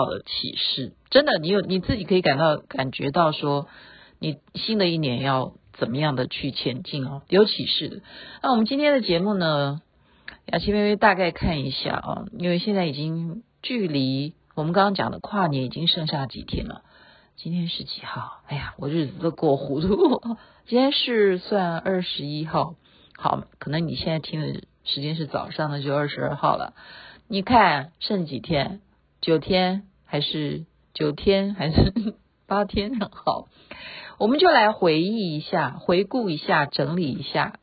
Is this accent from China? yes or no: no; Taiwan; 国外的华侨比台湾人还关心我们台湾人的安危